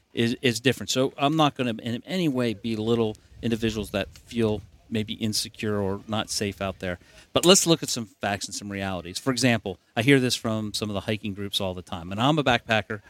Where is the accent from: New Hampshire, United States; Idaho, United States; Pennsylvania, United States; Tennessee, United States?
Pennsylvania, United States; moved away as an adult; also born or lived in Florida / Virginia / South Carolina; as I was growing up as a kid, I'm from Pennsylvania